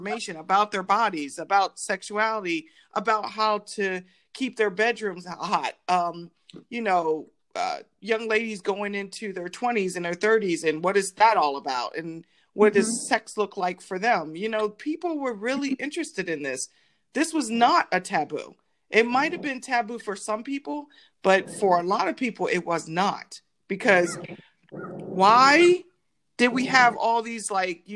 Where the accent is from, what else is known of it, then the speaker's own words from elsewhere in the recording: East Coast, United States; moved away; I'm from the East Coast, I live on the West